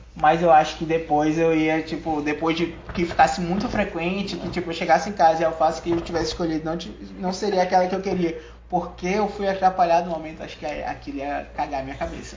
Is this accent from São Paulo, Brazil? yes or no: no; Manaus, Amazonas, Brazil; eu sou de Manaus